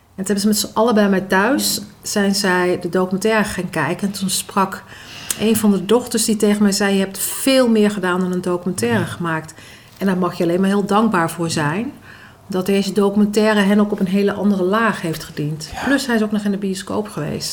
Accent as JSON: {"language": "Dutch", "country": "Netherlands", "tie": "born or raised there", "also_born_or_lived": "Maluku (ancestry)", "said": "Ik ben opgegroeid in de Molukse cultuur en in de Nederlandse cultuur"}